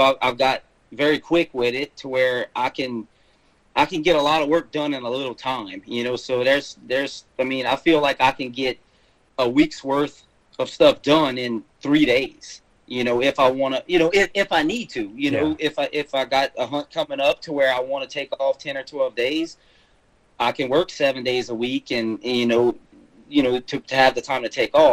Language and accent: English; South Louisiana, United States; moved away as an adult; now in Mississippi, United States; I'm originally from South Louisiana, which you'll probably hear a little bit of that in my accent. I lived there pretty much most of my life until, I guess, 6-7 years ago